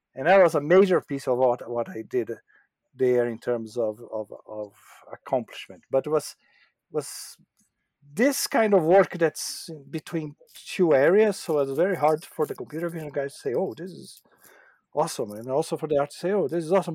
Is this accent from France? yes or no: no; Brazil; moved away as an adult; also born or lived in São Paulo / Japan; I was in Brazil for most of my formative years.